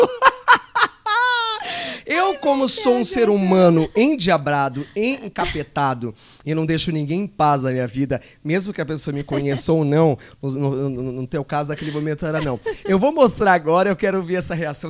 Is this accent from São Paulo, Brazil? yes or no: yes; Jacareí, São Paulo, Brazil; moved away; lá na minha cidade que tinha Jacareí